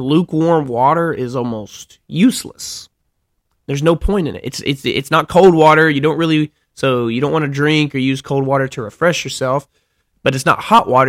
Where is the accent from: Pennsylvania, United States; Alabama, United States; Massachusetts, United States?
Alabama, United States; moved away; I'm from Alabama